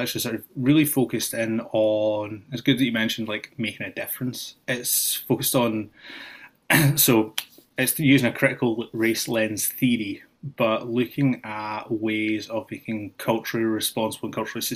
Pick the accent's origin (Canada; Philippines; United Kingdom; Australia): United Kingdom; Scotland; moved away as an adult; also born or lived in Austin, Texas; now in Springfield, United States; when I grew up in Scotland